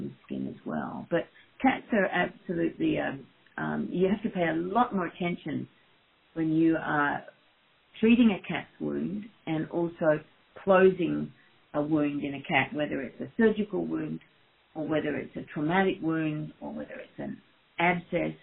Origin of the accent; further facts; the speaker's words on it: Australia; moved away as an adult; also born or lived in Perth, Australia / Sydney, Australia / Saskatchewan, Canada / Edinburgh, Scotland; now in Michigan, United States; I am from Australia originally, and did my veterinary degree and an internship and a registrarship in Perth and then Sydney